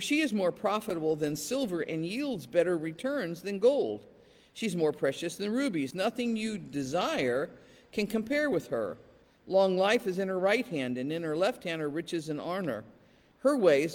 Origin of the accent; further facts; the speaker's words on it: England, United Kingdom; born or raised there; moved away